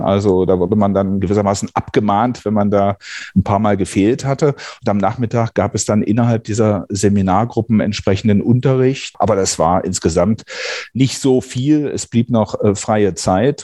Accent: southern Brandenburg, Germany; now in North Rhine-Westphalia, Germany; in der Kreisstadt äh, heute Südbrandenburg, in der ich aufgewachsen bin

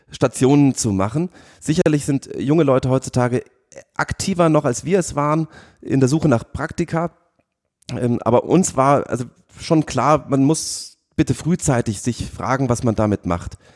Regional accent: Munich, Bavaria, Germany; Über ein paar Ausflüge, unter anderem nach London, bin ich dann in meine alte Heimat nach München zurückgekommen

